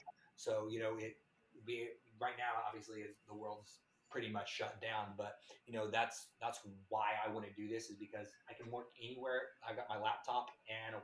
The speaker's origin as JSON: {"language": "English", "town": "Tulsa", "region": "Oklahoma", "country": "United States", "said": "I'm a guy from Tulsa, Oklahoma. It's like a nowhere place."}